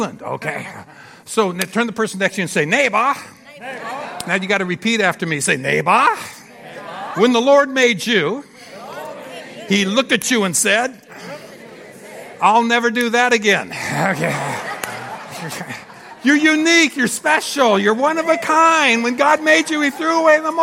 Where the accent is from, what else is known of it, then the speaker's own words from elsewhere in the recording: Phoenix, Arizona, United States; we're from Phoenix, Arizona, and fifth largest city in America now